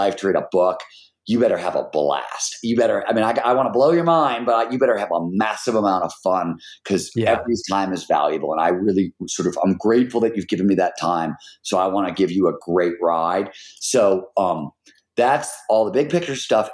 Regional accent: Cleveland, Ohio, United States; I'm from fucking Cleveland

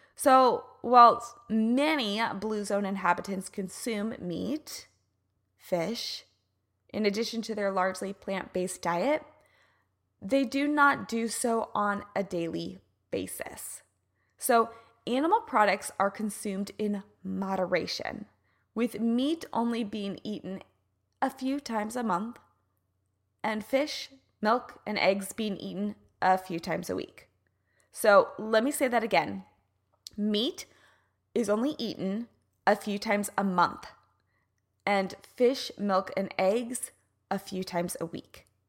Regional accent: Kansas City, United States; moved away; I'm originally from Kansas City

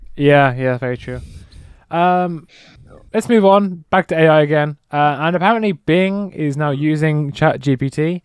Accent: England, United Kingdom; Just because I'm English

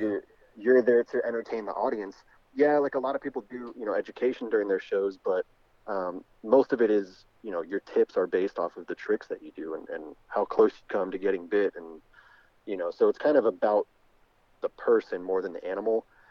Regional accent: South Florida, United States; also born or lived in New York; born in New York, but I grew up in Florida

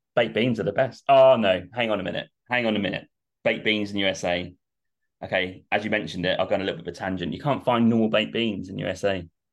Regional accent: Norwich, East of England, United Kingdom; I'm from Norwich, so it's just down the road

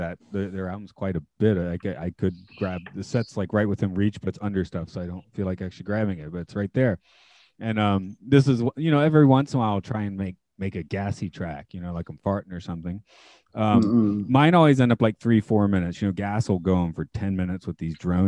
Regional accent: United States; I'm American

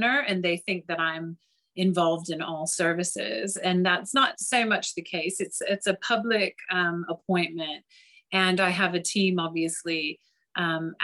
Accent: United States; moved away as an adult; now in London, United Kingdom; I don't know if you can tell from my accent, but I'm originally from the US

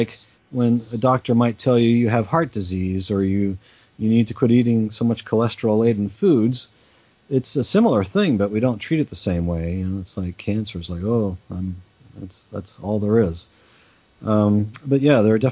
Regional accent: Australia; moved away; also born or lived in England; So I was born in England. I grew up in Australia

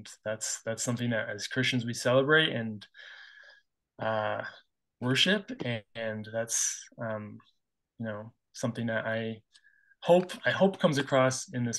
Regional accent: New England, United States; now in Utah, United States; I'm from New England, originally, currently living in Utah.

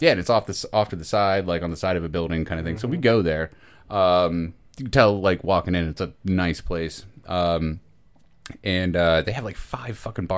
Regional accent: Maryland, United States; moved away; I'm from Maryland

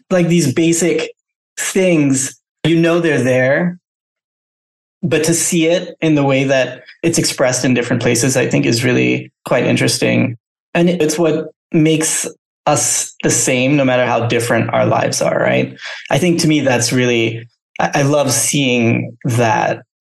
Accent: Thailand; well, that's kind of crazy because I grew up in Thailand

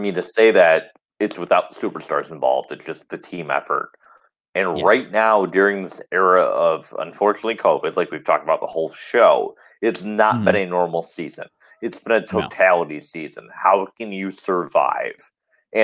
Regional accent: Detroit, Michigan, United States; I'm from Detroit

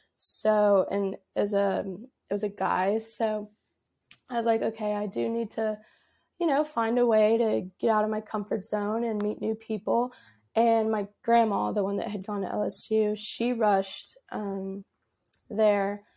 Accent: Dallas, Texas, United States; moved away as an adult; now in Baton Rouge, United States; originally, I'm from, like, the Dallas area of Texas

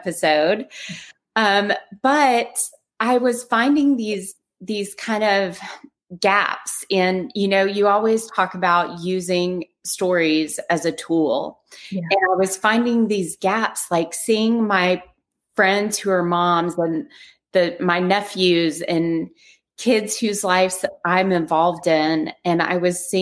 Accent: Nashville, Tennessee, United States; now in Houston, United States; I am originally from Nashville, Tennessee, living in Houston, Texas, and on my way to live by the ocean in Florida.

